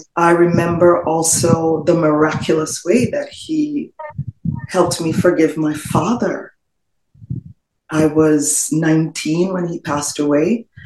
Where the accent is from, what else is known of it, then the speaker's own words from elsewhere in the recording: Trinidad & Tobago; moved away as an adult; also born or lived in Florida, United States; now in United States; in the Twin Island Republic of Trinidad and Tobago. I spent all of my formative years there and moved to the United States when I was just shy, just about a couple weeks shy of turning 21